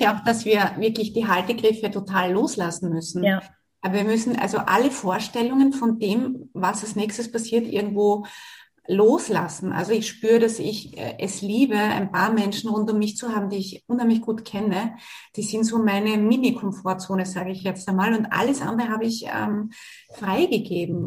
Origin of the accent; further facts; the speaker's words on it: Australia; Ich bin ja in Australien geboren